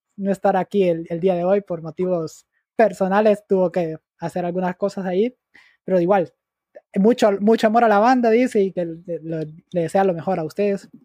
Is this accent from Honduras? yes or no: yes; Honduras; nuestro país